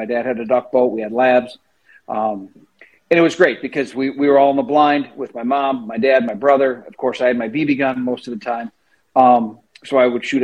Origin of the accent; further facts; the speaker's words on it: central Wisconsin, United States; also born or lived in northern Illinois; now in Illinois, United States; I grew up in Wisconsin. I grew up in central Wisconsin